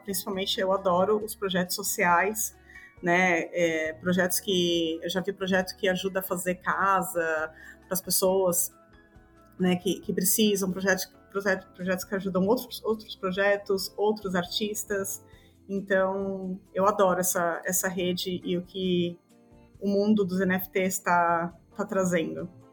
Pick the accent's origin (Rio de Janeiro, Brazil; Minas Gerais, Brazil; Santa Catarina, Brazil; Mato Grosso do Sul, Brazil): Santa Catarina, Brazil; Balneário Camboriú; moved away as an adult; also born or lived in São Paulo, Brazil; now in Greece; eu sou natural de São Paulo, morei minha vida inteira em, em Balneário Camboriú, em Santa Catarina. E hum, hoje, atualmente, eu moro na Grécia